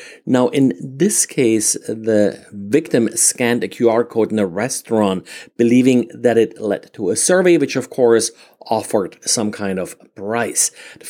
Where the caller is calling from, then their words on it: Jacksonville, Florida, United States; today I'm recording from Jacksonville, Florida.